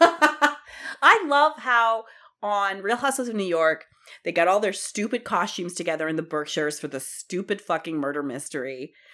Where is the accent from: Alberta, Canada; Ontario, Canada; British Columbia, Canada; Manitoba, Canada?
Ontario, Canada; I'm from Ontario and I say aunt